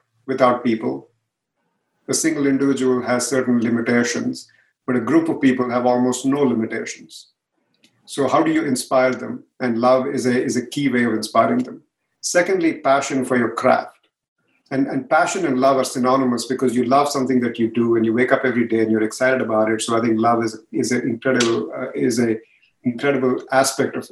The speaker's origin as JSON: {"language": "English", "country": "India", "moved": "yes", "lives_now": "San Jose, United States", "said": "India, even though I'm from there"}